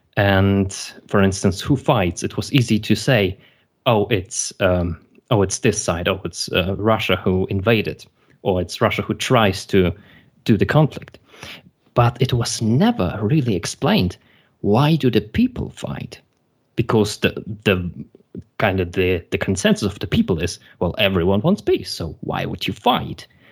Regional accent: Germany; also born or lived in Belarus; originally I was born in Belarus and I immigrated with my parents to Germany. And, um, so I went to elementary school in here

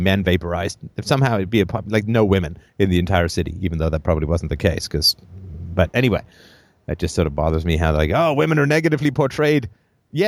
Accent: Ireland; moved away; I was born in Ireland

